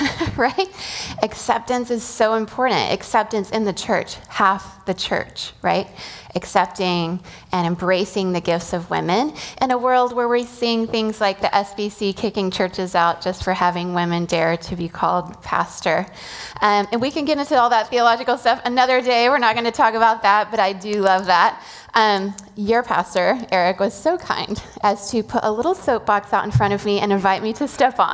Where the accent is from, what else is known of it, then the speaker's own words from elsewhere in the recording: Venezuela; moved away; I grew up in Venezuela, and Semana Santa is a whole thing